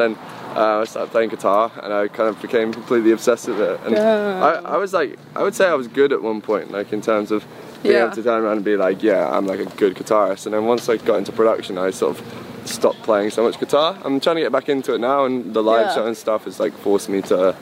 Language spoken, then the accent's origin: English; Reading, South East England, United Kingdom; also born or lived in Liverpool / South London; now in London, United Kingdom; I'm originally from Reading. I went to Liverpool. I lived there for a bit. So some people think that I'm Scouse, but I'm not. And now I live in South London.